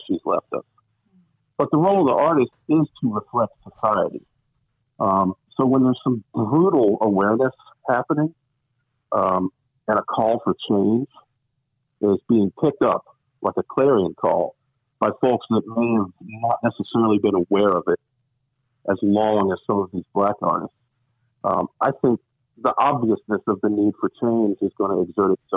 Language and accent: English; Richmond, Virginia, United States; moved away; I grew up in Richmond, Virginia